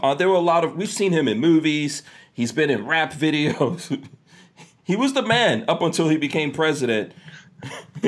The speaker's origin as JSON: {"language": "English", "region": "New York", "country": "United States", "tie": "born or raised there", "also_born_or_lived": "Guyana", "said": "I grew up in New York."}